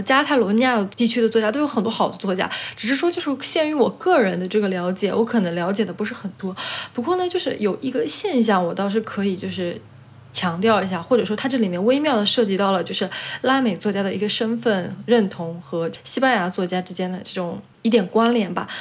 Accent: China; also born or lived in Chile; now in Spain; 我是中国

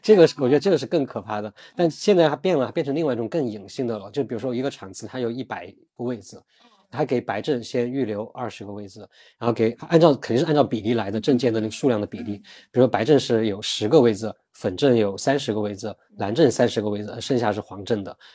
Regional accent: China; also born or lived in Beijing; 肯定效率没有我们中国人快了

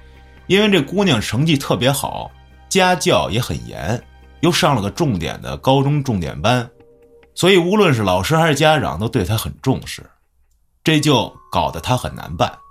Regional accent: Beijing, China; also born or lived in Chifeng, Inner Mongolia; 是一个从北京长大的内蒙古孩子。而这件事儿就发生在我的老家内蒙古赤峰市克拉沁旗锦山镇。

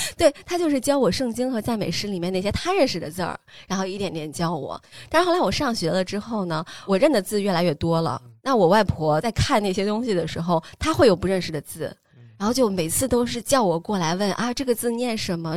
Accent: Xi'an, Shaanxi, China; 我可能经历的就是一次搬家，在我上高三的时候，十六岁，从跟糖糖家离得很近的那个地方，我们那儿叫边家村。我从小是住在那儿的，我出生也是跟糖糖在同一家医院的

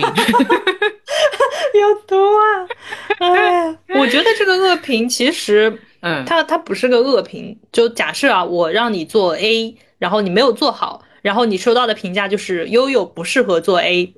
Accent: Ningbo, Zhejiang, China; moved away; 因为我是浙江人嘛，我是宁波对人

